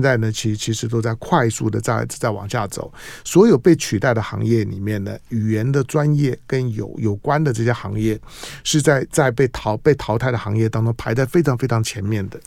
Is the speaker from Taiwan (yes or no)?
yes; Taiwan; 我是在眷村里面长大的